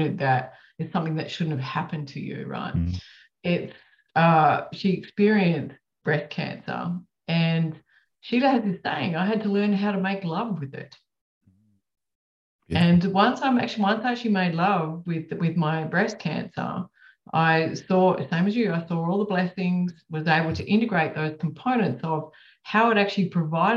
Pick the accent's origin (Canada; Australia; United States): Australia; I'm from Australia.